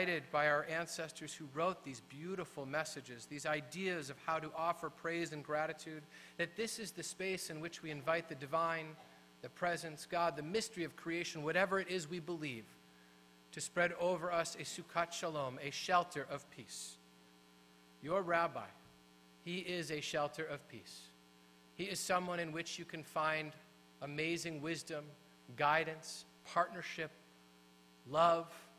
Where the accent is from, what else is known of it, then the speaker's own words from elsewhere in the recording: Midwest, United States; I was from the Midwest